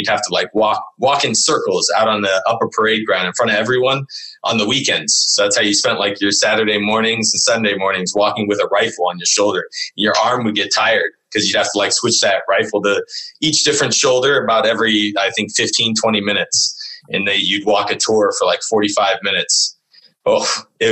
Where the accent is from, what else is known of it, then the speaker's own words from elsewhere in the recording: Northern California, United States; moved away as an adult; also born or lived in Vermont; now in Boston, United States; I grew up in Northern California, up in the sticks, in the middle of nowhere, right next to the Redwoods